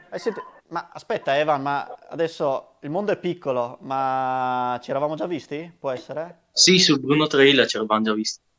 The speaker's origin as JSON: {"language": "Italian", "town": "Grezzana", "region": "Veneto", "country": "Italy", "said": "E sono di Grezzana."}